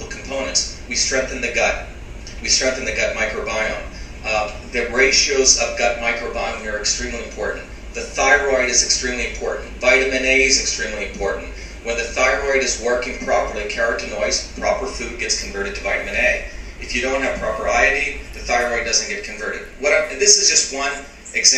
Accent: Mumbai, Maharashtra, India; When I grew up in Bombay, India, we had slums

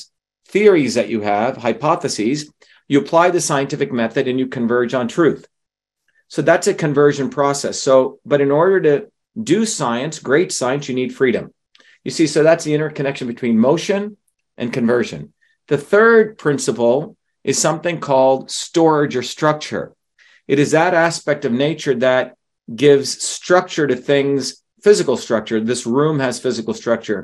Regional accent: India; moved away; growing up in India, which has an oppressive caste system.

